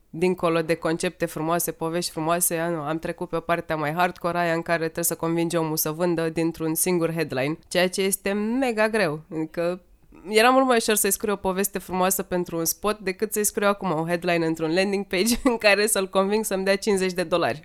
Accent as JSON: {"language": "Romanian", "town": "Sighetu Marmației", "region": "Maramureș County", "country": "Romania", "tie": "born or raised there", "said": "am crescut în Sighetul Marmației"}